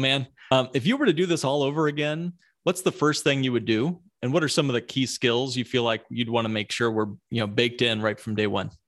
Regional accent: Midwest, United States; accent: Midwest; my Midwest accent

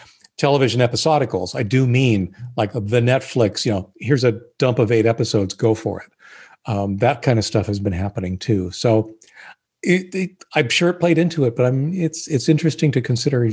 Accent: Canada; I was born in Canada

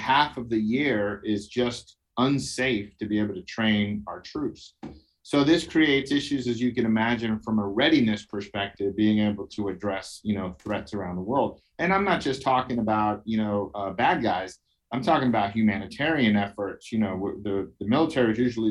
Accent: New York City, New York, United States; I'm from Brooklyn, New York

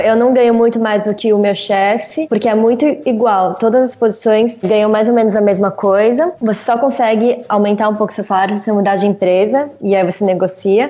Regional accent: São Paulo, Brazil; first language Portuguese; moved away as an adult; now in Belgium; eu nasci em São Paulo e sempre morei lá

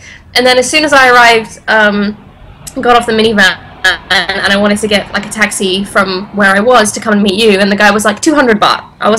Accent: England, United Kingdom; moved away as an adult; now in Bangkok, Thailand; I'm from England. Also fighting in Thailand, but I'm living in Bangkok.

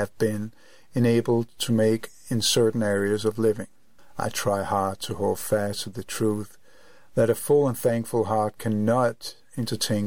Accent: Copenhagen, Capital Region of Denmark, Denmark; I am from Copenhagen, Denmark.

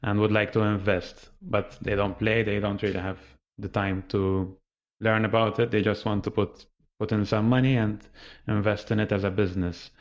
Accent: Malta; I'm from Malta

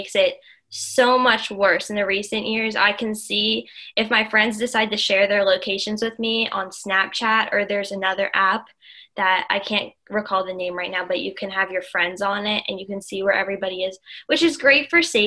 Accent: outside of Philadelphia, Pennsylvania, United States; I grew up outside of Philadelphia. I live 45 minutes west of Philadelphia, right by Valley Forge Park

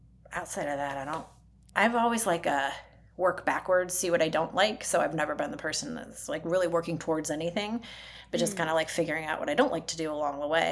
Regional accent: Detroit, Michigan, United States; now in Indianapolis, United States; I'm originally from the Detroit area

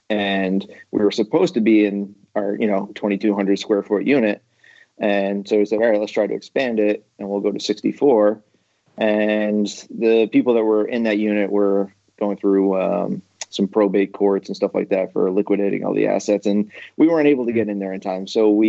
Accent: Maine, United States; moved away; I moved to this state about 8 years ago. I came from Maine

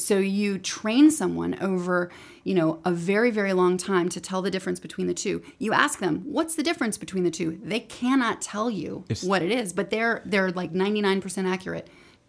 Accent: Northport, Alabama, United States; So I'm from Northport, Alabama, which is right outside Tuscaloosa.

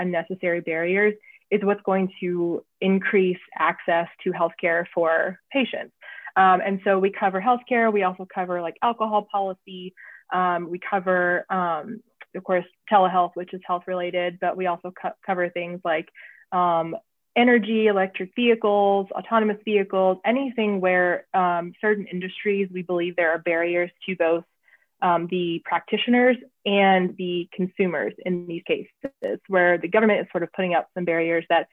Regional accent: the South, United States; moved away as an adult; also born or lived in Washington, D.C.; now in Montgomery, United States; even though I was from the South, I had not been in what I consider the Deep South before.

